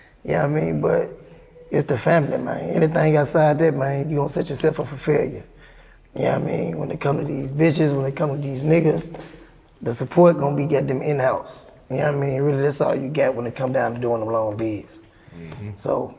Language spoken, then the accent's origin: English; Nashville, Tennessee, United States; I'm from East Nashville